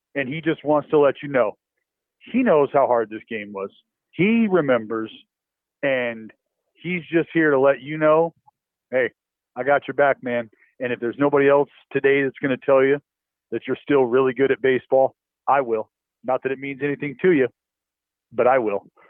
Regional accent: Bay Area, California, United States; growing up in the Bay Area

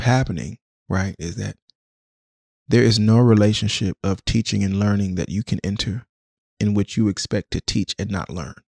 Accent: Jamaica; also born or lived in Washington, D.C., United States; now in Oakland, United States; I'm Jamaican

